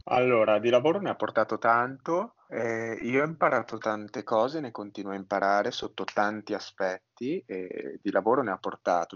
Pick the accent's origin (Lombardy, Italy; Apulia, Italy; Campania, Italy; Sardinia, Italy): Lombardy, Italy; Milan; sono milanese